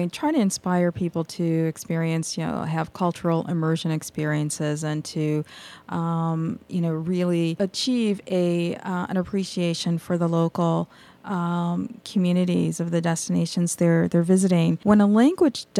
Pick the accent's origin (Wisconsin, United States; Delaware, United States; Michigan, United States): Michigan, United States; my home state is Michigan